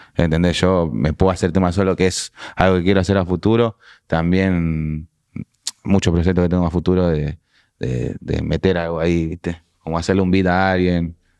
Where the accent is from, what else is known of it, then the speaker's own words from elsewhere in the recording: Pablo Podestá, Buenos Aires Province, Argentina; also born or lived in La Crujía; now in Francisco Álvarez, Argentina; Pablo Podestá, que fue donde tuve mi adolescencia, donde fui al colegio